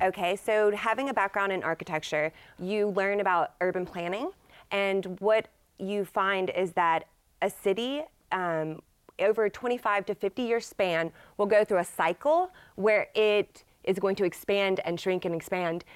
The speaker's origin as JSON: {"language": "English", "town": "Dallas", "region": "Texas", "country": "United States", "moved": "yes", "lives_now": "Shreveport, United States", "said": "I'm from the Dallas area"}